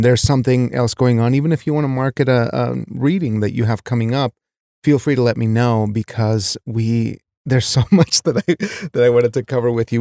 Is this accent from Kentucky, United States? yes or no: no; Wyoming, United States; I was raised in a small Wyoming town